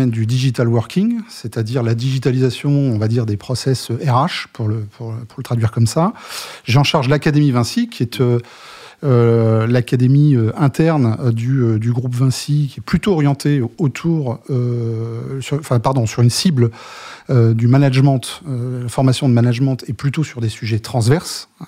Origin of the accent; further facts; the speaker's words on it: Germany; French is a second language; now in France; je suis effectivement le plus le plus français des Allemands. Bon, après je suis allemand. ouais Mais vivant depuis un certain nombre d'années en France.